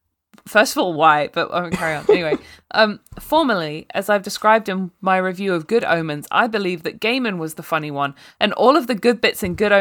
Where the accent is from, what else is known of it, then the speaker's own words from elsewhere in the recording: Australia; Maybe this is because I'm Australian.